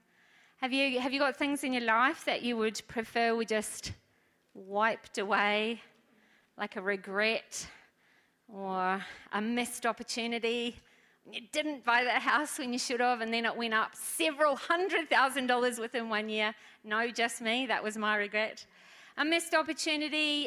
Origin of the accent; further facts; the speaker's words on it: New Zealand; moved away; I'm from New Zealand